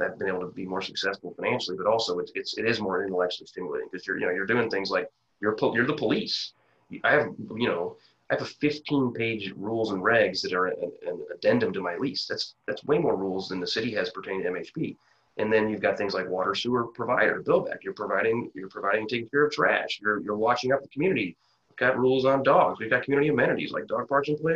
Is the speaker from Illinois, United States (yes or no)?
yes; Quincy, Illinois, United States; moved away as an adult; I grew up in Quincy, Illinois